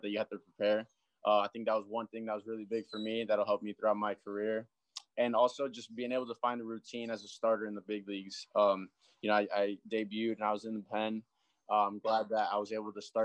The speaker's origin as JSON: {"language": "English", "region": "South Florida", "country": "United States", "tie": "born or raised there", "said": "growing up in South Florida."}